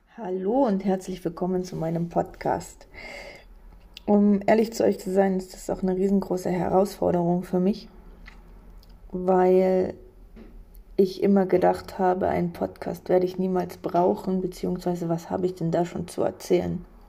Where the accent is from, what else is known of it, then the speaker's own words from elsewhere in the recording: on the border with Poland, eastern Germany, Germany; Ich bin gebürtig im Osten aufgewachsen, an der Grenze zu Polen.